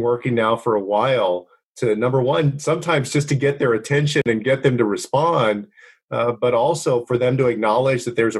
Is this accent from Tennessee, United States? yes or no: no; San Antonio, Texas, United States; spent a lot of time in my hometown of San Antonio